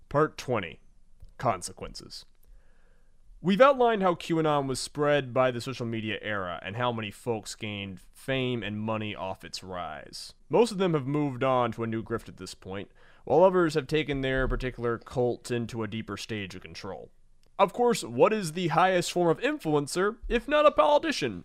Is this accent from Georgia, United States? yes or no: yes; Georgia, United States; I'm from Georgia